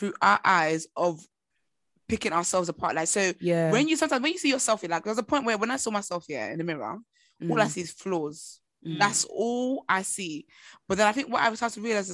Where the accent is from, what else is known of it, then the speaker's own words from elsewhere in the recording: Nigeria; I'm Nigerian and I'm African.